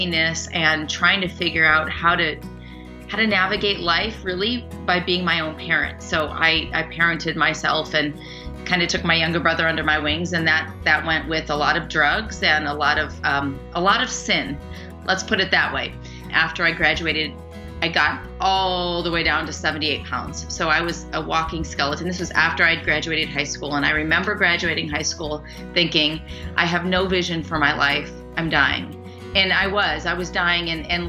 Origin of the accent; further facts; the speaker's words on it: Burlington, Illinois, United States; I'm from Burlington, Illinois. I always say Chicago because nobody really has heard of Burlington. It's a small town in northern Illinois, and it's, you know, farm town. So I was born and raised in a very small town